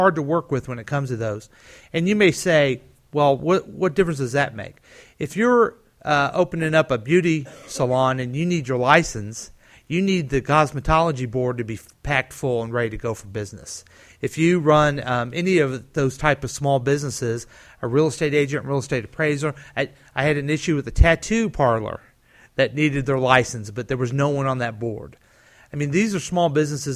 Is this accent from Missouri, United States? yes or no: yes; Independence, Missouri, United States; I grew up in Independence.